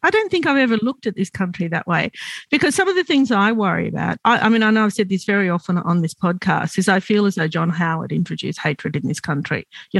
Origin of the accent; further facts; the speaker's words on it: Australia; I'm the Australian and you're the American.